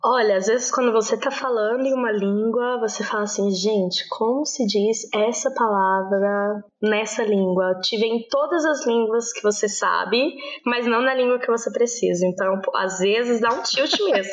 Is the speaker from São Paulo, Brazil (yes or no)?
no; Brasília, Federal District, Brazil; moved away as an adult; also born or lived in Ireland; now in Naples, Italy; eu sou de Brasília, eu nasci cresci em Brasília, porém são nove anos que eu moro na Itália